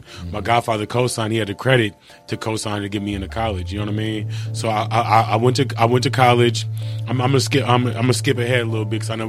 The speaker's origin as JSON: {"language": "English", "town": "Fairfield", "region": "California", "country": "United States", "tie": "born or raised there", "also_born_or_lived": "Portland / Ireland", "moved": "as an adult", "lives_now": "Arizona, United States", "said": "I'm born in Fairfield, California. Yeah, you know I mean, I'm from the Bay Area."}